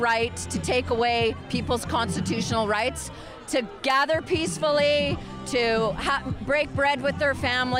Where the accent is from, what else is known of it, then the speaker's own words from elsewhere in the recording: Canada; this is free choice and I'm a Canadian citizen and I'm standing up for my rights.